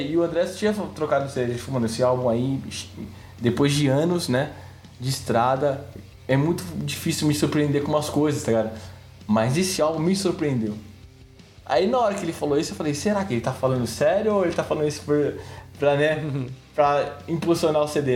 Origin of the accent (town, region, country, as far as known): Brazil